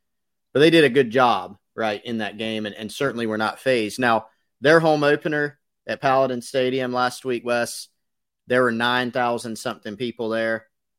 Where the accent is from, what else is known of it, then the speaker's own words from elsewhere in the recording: Anderson, South Carolina, United States; I grew up in Anderson